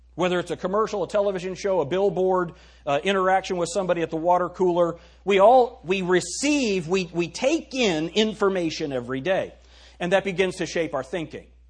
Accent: United States; I am very proud to be an American

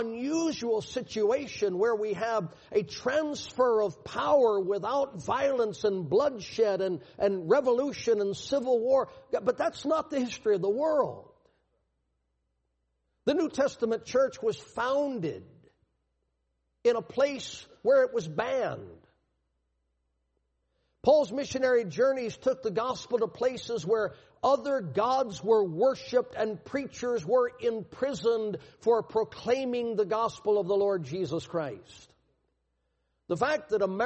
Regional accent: Louisiana, United States; I was born in Louisiana in 1958 and grew up in the baby boom era

